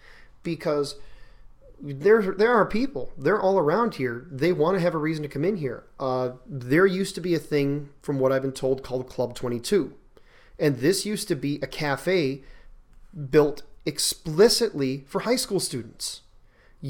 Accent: Milwaukee, Wisconsin, United States; now in Buffalo, Minnesota, United States; I grew up in Milwaukee, not too far away from Chicago

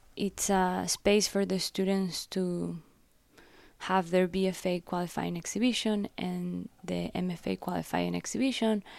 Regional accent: Guayaquil, Guayas, Ecuador; moved away as an adult; also born or lived in Loja, Ecuador / Miami, United States; now in United States; I was born in a very small city in south of Ecuador called Loja. Both my dad and my mom are from there. And then I grew up in Guayaquil, which is the port city.

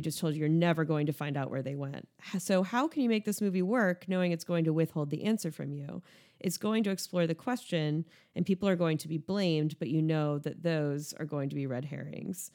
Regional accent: United States; speaking as an American

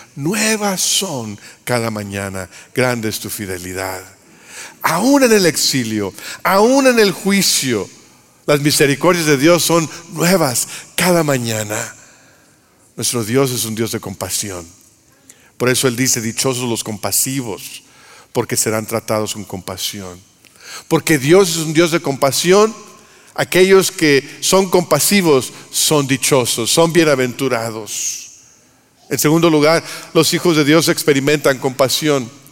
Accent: Monterrey, Nuevo León, Mexico; soy de Monterrey

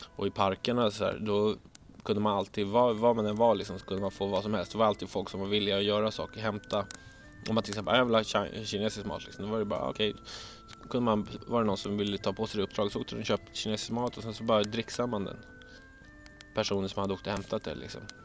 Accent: Stockholm, Stockholm County, Sweden; Jag växte upp i Bromma

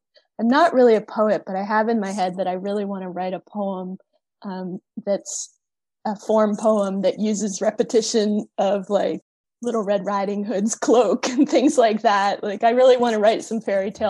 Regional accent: outside Philadelphia, Pennsylvania, United States; I grew up outside Philadelphia in the suburbs

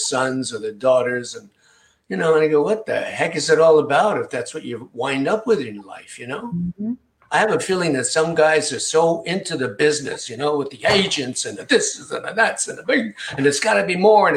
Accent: Rockville Centre, New York, United States; also born or lived in Queens, New York; I went to high school, Rockford Center, Long Island, which I call my hometown because that's the one we lived in longest when I was a kid.

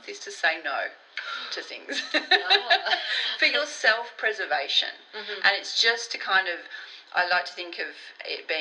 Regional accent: United Kingdom; I'm from Britain

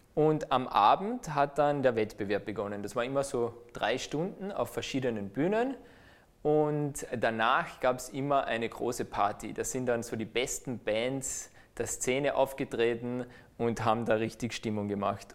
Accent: Austria; als Österreicher

